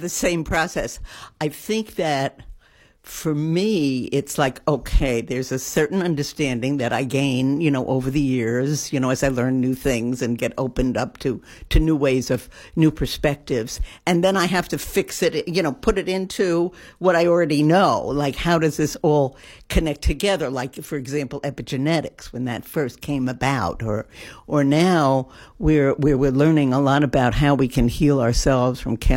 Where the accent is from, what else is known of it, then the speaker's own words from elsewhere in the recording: New York, United States; moved away; I came in as a New Yorker